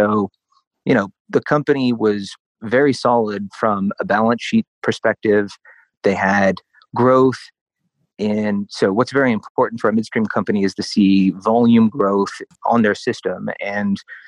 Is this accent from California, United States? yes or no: no; Oklahoma, United States; now in Denver, United States; I'm originally from Oklahoma